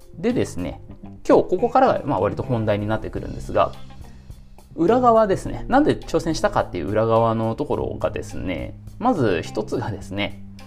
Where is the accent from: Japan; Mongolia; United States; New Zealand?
Japan; Nagoya, Aichi; 出身が愛知県名古屋市なんですけども